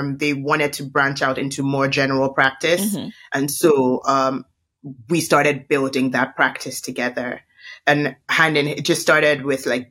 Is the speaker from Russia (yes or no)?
no; Nigeria; growing up as a Nigerian, everybody would tell you that we're the professional side hustlers